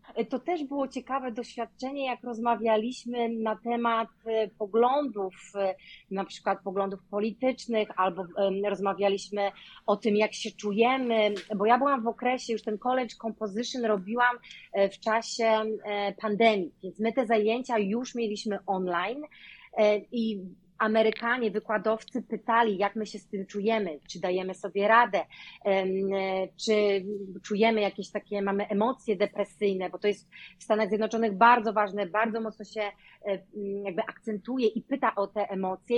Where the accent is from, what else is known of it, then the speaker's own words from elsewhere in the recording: Poland; moved away as an adult; also born or lived in Hillsboro, Oregon, United States; now in Oregon, United States; angielski nie jest moim pierwszym językiem